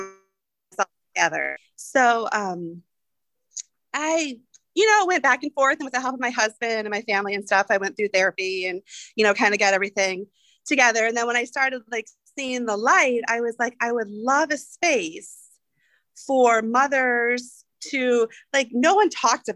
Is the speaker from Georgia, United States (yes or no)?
no; Kalamazoo, Michigan, United States; moved away as an adult; also born or lived in California / Big Rapids, Michigan; now in Huntingburg, United States; I am a Michigan girl originally. I was born and raised in Kalamazoo, Michigan